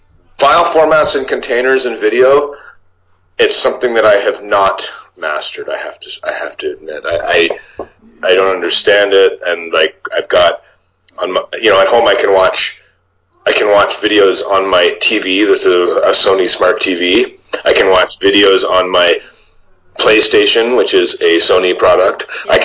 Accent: Niagara Falls, Ontario, Canada; I mean, I grew up in Niagara Falls, mm-hmm. which is probably about the same size as Sault Ste. Marie

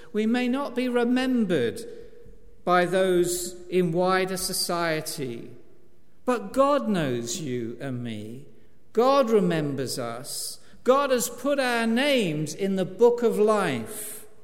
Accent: East Anglia, East of England, United Kingdom; I'm an East Anglian

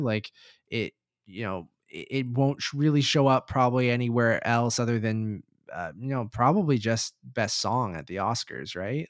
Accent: Toronto, Ontario, Canada; we are from Toronto

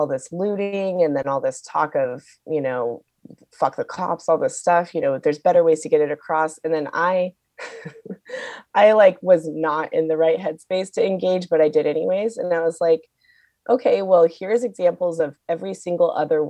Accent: Seattle, Washington, United States; I grew up in Seattle.

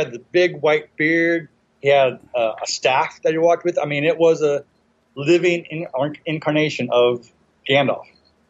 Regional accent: Inglewood, California, United States; also born or lived in San Pedro; I was born in Inglewood when I was young, lived in San Pedro, which is kind of ironic.

